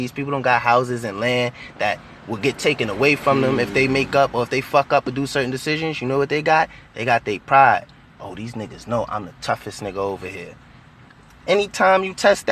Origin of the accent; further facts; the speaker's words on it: New York, United States; I'm from New York, Harlem, New York. Uptown, Lenox Ave, 38th and Lenox